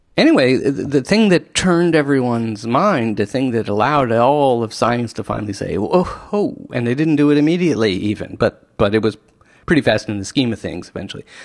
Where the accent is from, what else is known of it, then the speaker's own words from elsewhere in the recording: Washington, District of Columbia, United States; I grew up in Washington, D C